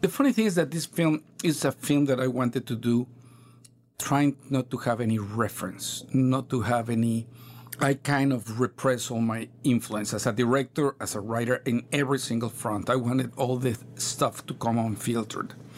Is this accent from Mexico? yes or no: yes; Mexico; English is a second language